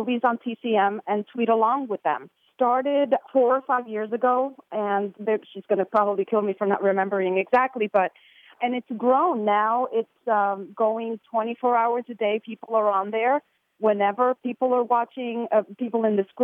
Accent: New York City, New York, United States; I grew up in the New York City area.

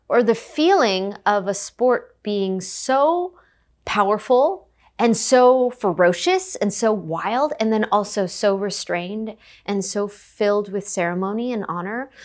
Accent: United States; being Japanese American

